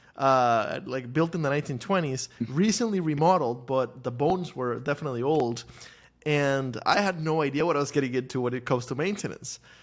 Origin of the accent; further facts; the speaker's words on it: Costa Rica; moved away as an adult; now in United States; I grew up in Costa Rica